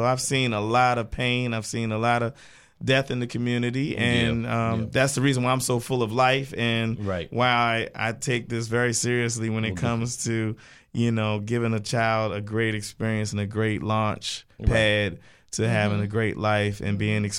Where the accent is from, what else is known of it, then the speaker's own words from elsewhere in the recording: Baltimore, Maryland, United States; moved away as an adult; now in Atlanta, United States; I live and grew up in the streets of East Baltimore.